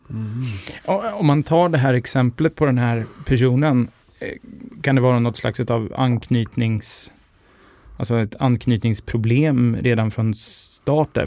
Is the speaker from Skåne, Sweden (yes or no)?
no; Linköping, Östergötland, Sweden; now in Stockholm, Sweden; Jag är ju från Linköping